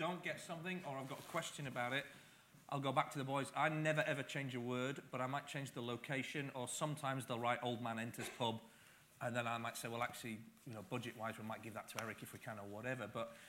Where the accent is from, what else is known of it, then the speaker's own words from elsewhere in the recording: the north of England, United Kingdom; accent: Northern English; now in Scotland, United Kingdom; I've lived here since 83, you can hear from my accent, I'm a Northern English guy